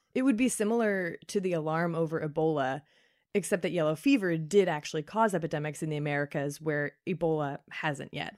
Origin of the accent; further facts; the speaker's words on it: Kentucky, United States; my home state, Kentucky